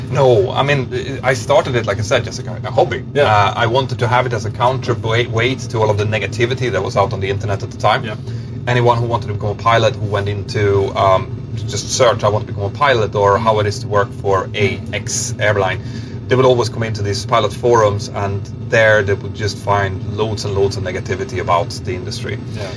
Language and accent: English; Örnsköldsvik, Västernorrland County, Sweden; Örnsköldsvik, which yeah. is my hometown, then up to Bilsjö, which is where I'm from, a little tiny village